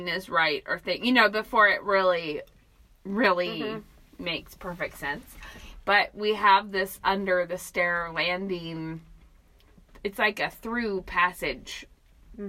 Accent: Moscow, Idaho, United States; I grew up in Moscow, lived here my whole life

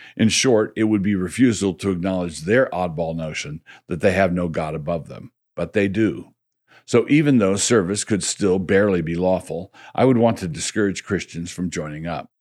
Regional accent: Annapolis, Maryland, United States; I grew up in Annapolis

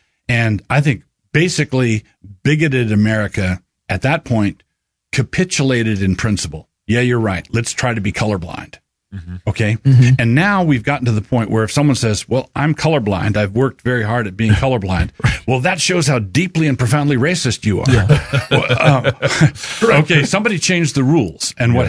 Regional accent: Annapolis, Maryland, United States; And I was baptized in the Southern Baptist Church. I grew up in the Southern Baptist Church. I grew up in a southern city. It was Annapolis, Maryland.

